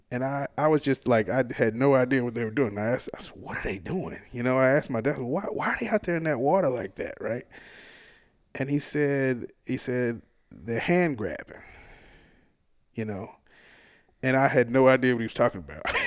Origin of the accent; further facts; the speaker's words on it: South Hinds County, Mississippi, United States; grew up in South Hines County, which is like sort of the Pine Hills